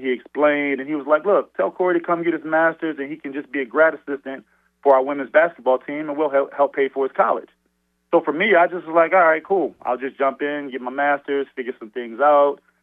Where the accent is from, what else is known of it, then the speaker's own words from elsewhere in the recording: Baltimore, Maryland, United States; I was born and raised in Baltimore.